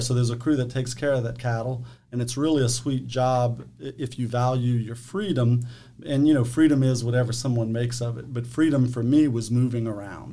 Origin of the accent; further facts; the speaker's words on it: Eunice, Louisiana, United States; also born or lived in Mamou, Louisiana; born and raised in Eunice, Louisiana, St. Landry Parish